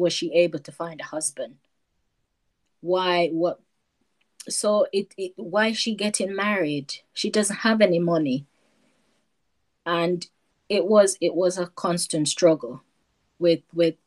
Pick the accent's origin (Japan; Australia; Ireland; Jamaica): Jamaica; moved away as an adult; also born or lived in North London; now in United Kingdom; growing up in Jamaica, it's totally different to be in the UK.